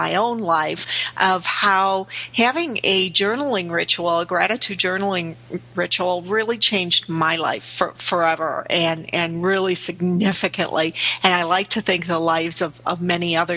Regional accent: Chicago, Illinois, United States; in the inner city here in Chicago, my hometown

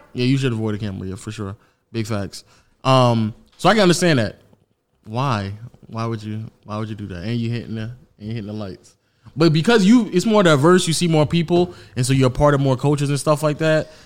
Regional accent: United States; as an American

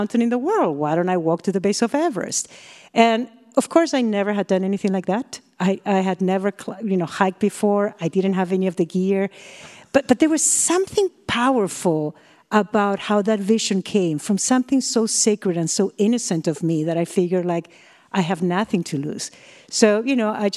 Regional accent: Peru; moved away as an adult; now in United States; from Peru and I'm going to Millersburg University of Pennsylvania

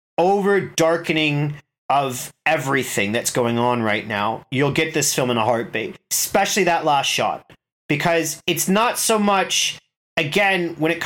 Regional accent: United States; moved away; I'm American

